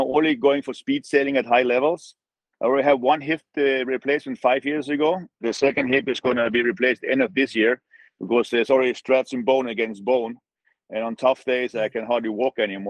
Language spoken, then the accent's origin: English; Canary Islands, Spain; Growing up in Canary Islands